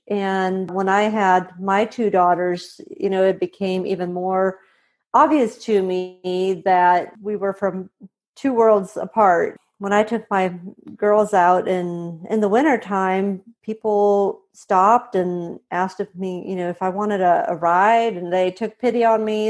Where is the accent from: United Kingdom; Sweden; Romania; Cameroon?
Sweden; moved away as an adult; also born or lived in Montana / Indiana; I'm originally from Sweden. I was born and raised here